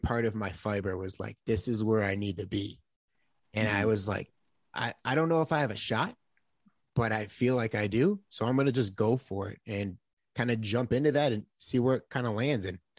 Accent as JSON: {"language": "English", "town": "Buffalo", "region": "New York", "country": "United States", "tie": "born or raised there", "said": "I come from a very loving house, a very blessed."}